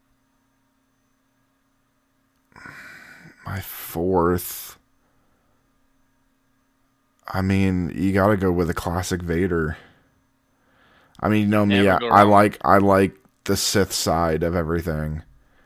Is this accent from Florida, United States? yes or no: yes; Florida, United States; I'm from Florida